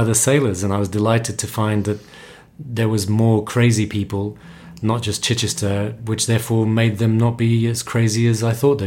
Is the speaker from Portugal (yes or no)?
yes; Portugal; also born or lived in London; Growing up in Portugal, you're always very close to the sea, and it's part of our culture to go to the beach in the summer.